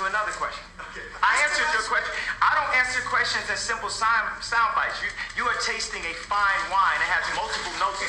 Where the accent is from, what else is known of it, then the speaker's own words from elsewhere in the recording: Chicago, Illinois, United States; my hometown of Chicago